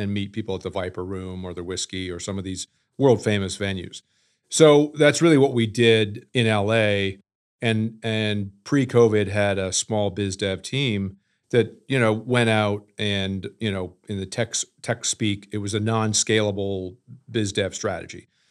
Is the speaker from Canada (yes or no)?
yes; Canada; moved away; also born or lived in New York City; I'm originally from Canada, fell in love with New York City and moved there